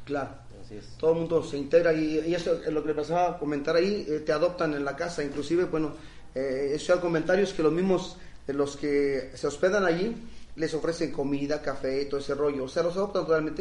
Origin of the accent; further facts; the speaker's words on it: Sierra Mixe, Oaxaca, Mexico; mi pueblo, en la comunidad donde sale la meta